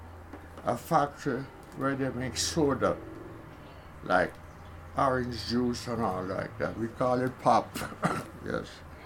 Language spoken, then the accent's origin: English; Somerton, Saint James, Jamaica; born there; In St. James.